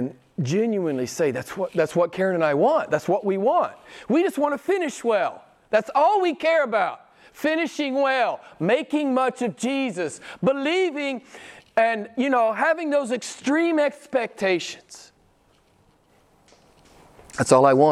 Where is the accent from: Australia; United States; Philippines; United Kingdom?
United States; I'm an American